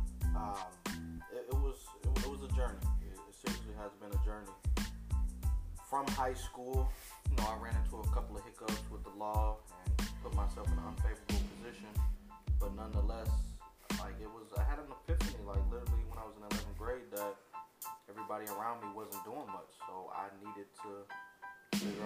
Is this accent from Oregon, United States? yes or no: no; Elkhart, Indiana, United States; I'm from Elkhart, Indiana